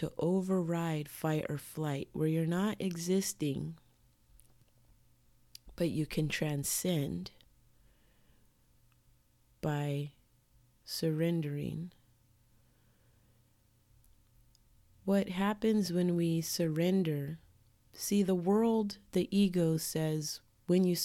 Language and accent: English; United States; I'm born and raised in America, so my culture is American